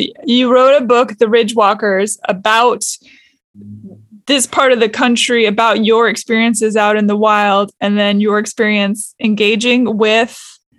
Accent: Pacific Northwest, United States; I grew up in the Pacific Northwest.

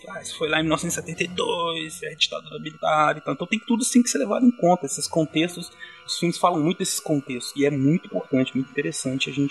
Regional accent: São Paulo, Brazil; Ele é um caiçara como eu.

